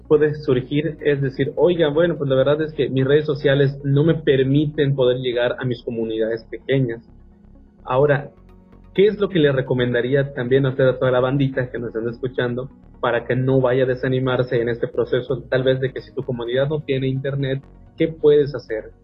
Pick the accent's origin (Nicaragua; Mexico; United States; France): Mexico; tenemos nosotros como mexicanos nuestro propio argot